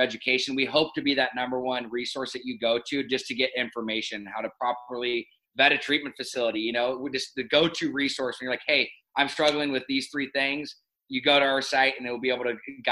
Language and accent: English; Laguna Beach, California, United States; also born or lived in Los Angeles, California; born and raised in Newport at Hogue Hospital, and then grew up in Laguna Beach, California.